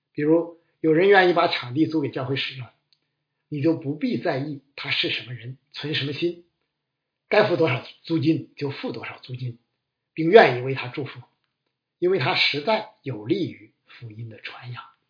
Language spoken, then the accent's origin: Chinese; China; 我们中国人更是擅长这类窝里斗，乐此不疲。